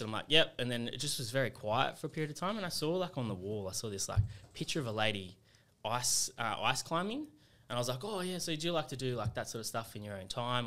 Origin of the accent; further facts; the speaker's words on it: Sydney, New South Wales, Australia; also born or lived in England; now in Canberra, Australia; I, I, uh, grew up in Western Sydney